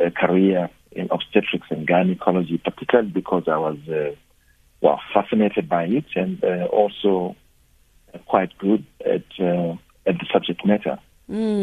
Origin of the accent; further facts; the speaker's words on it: Mashonaland Central, Zimbabwe; moved away as an adult; also born or lived in Bulawayo, Zimbabwe / Limpopo, South Africa / United Kingdom / Cape Town, South Africa; now in South Africa; I was born on the Zambezi escarpment in the northern part of Zimbabwe, in a place called Mashonaland Central. I went to a school out there